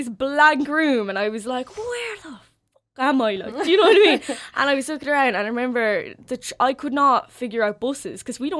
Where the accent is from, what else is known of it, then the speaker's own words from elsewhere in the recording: County Carlow, Leinster, Ireland; moved away as an adult; now in Limerick, Ireland; I'm from Carlow, so to get to Limerick, it was actually quite awkward.